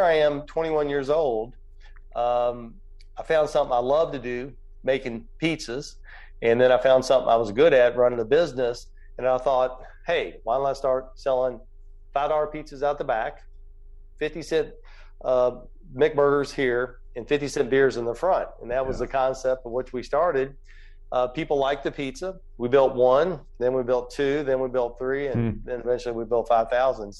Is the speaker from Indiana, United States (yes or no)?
yes; Jeffersonville, Indiana, United States; also born or lived in Muncie, Indiana; went back to Jeffersonville, Indiana, my hometown